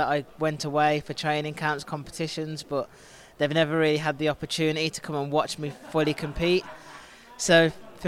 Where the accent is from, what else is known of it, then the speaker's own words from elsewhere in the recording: Birmingham, West Midlands, United Kingdom; I'm born and raised in Birmingham